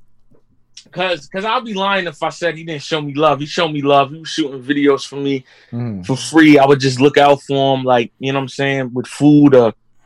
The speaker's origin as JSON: {"language": "English", "town": "Corona", "country": "United States", "said": "I'm from Corona"}